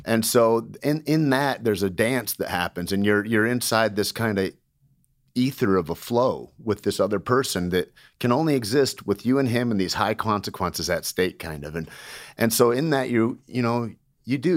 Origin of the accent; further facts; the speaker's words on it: Alpena, Michigan, United States; moved away as an adult; also born or lived in Santa Fe, New Mexico; Grew up in Alpena, Michigan, Shore Lake Huron, and, uh, Southern Michigan for years and years